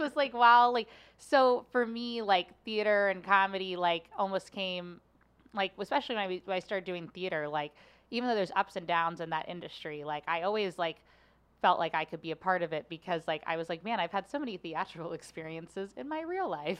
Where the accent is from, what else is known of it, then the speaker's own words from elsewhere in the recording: Cincinnati, Ohio, United States; now in St. Louis, United States; I loved my childhood growing up in Cincinnati